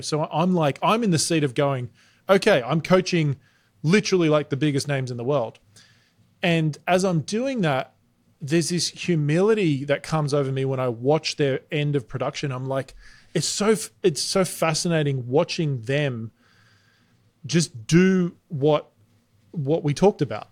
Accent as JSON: {"language": "English", "country": "Australia", "moved": "as an adult", "lives_now": "United States", "said": "you can hear I'm Australian. We moved to America six years ago."}